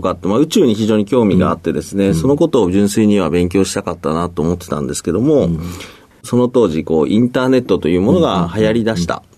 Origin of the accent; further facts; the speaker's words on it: Fukuoka, Japan; 僕はずっと福岡で生まれて、もうずっと中学、高校、大学とずっと福岡ですね。